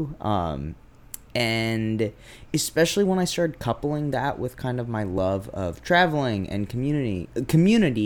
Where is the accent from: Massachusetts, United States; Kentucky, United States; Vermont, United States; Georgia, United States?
Massachusetts, United States; Brookline; also born or lived in North Adams, Massachusetts; I grew up in Brookline, Massachusetts